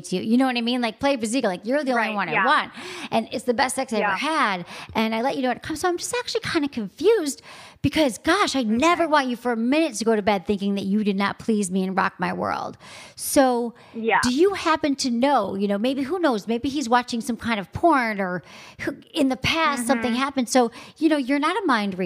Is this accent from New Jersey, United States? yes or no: no; Michigan, United States; from my home state